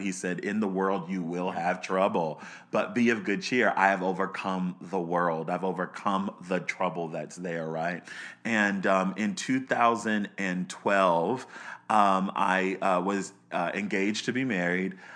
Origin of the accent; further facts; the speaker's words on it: Baltimore, Maryland, United States; I was born in Baltimore, Maryland. Um, I grew up in the suburbs of Baltimore